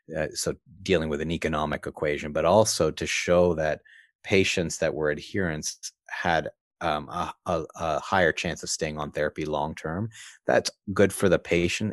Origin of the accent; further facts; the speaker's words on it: East Coast of Canada, Canada; I grew up on the East Coast of Canada